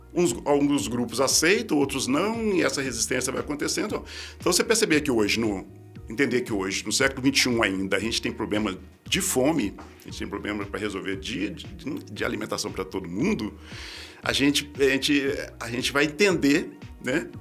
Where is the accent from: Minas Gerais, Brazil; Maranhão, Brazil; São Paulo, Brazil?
Minas Gerais, Brazil; Belo Horizonte; lá em Belo Horizonte, na né, cidade onde eu nasci